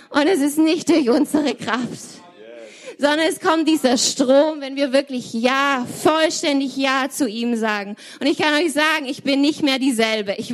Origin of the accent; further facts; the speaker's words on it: Germany; Es ist wirklich so ein Privileg, hier zu sein und hier zu sein als Deutsche und einfach auch zu sehen, was Gott hier in Deutschland tut.